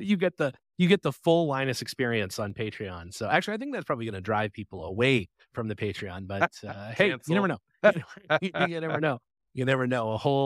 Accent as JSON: {"language": "English", "country": "Canada", "tie": "born or raised there", "moved": "yes", "said": "my hometown of Canada."}